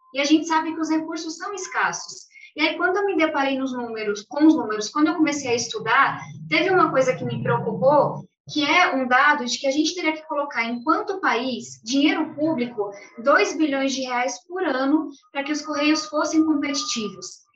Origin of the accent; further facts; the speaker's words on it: São Paulo, Brazil; eu venho de um lugar, eu venho da periferia de São Paulo, moro em uma ocupação até hoje.